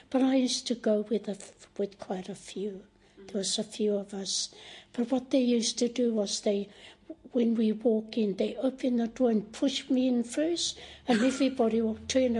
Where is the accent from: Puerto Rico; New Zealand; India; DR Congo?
New Zealand; Ruatahuna, Bay of Plenty; born or raised there; first language Maori; English is a second language; moved away as an adult; now in Wellington, New Zealand